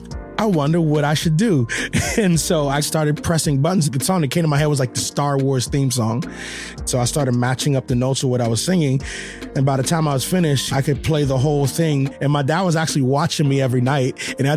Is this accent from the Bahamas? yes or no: yes; Nassau, New Providence, Bahamas; now in United States; I am originally from Nassau, Bahamas. We actually lived in the poorest part of Nassau, Bahamas, which is a place called Camp Road. The way that I'm talking now, I had to learn how to talk like this. This is right here is my real accent.